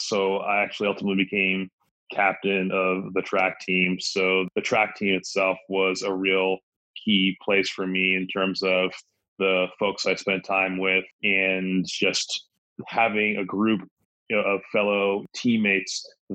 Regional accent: Milton, Massachusetts, United States; now in Los Angeles, United States; I grew up just south of Boston, a suburb called Milton

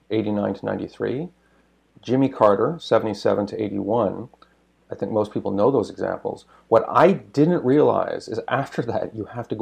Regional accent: Canada; even as a Canadian

